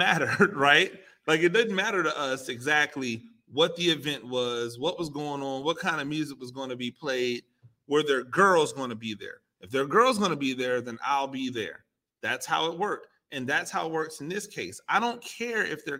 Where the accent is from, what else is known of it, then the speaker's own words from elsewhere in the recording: Tampa, Florida, United States; I'm from Tampa